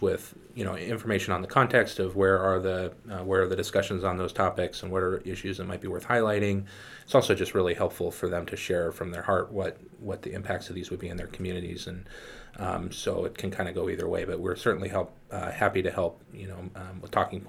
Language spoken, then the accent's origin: English; Washington, United States; I'm from Washington. I don't use an umbrella.